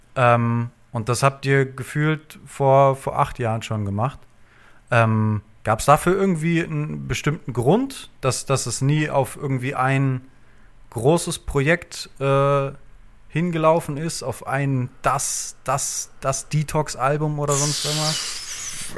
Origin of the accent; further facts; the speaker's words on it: Frankfurt, Hesse, Germany; ich bin im, im Westend groß geworden in Frankfurt